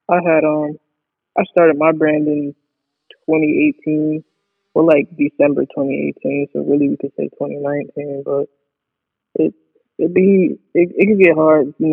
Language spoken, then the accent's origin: English; Syracuse, New York, United States; Syracuse, New York.